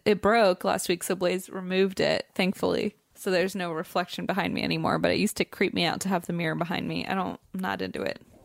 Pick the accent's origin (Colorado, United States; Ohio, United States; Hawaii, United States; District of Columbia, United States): Ohio, United States; Cincinnati; moved away